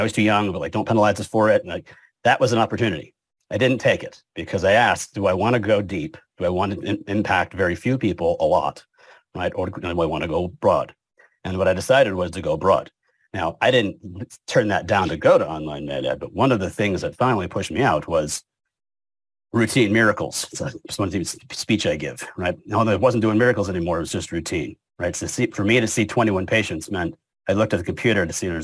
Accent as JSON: {"language": "English", "town": "Hamden", "region": "Connecticut", "country": "United States", "tie": "born or raised there", "also_born_or_lived": "Cheshire, Connecticut / New Haven, Connecticut / New Orleans, Louisiana", "moved": "as an adult", "lives_now": "Louisiana, United States", "said": "I'm born and raised in Connecticut, Hamden, then Cheshire"}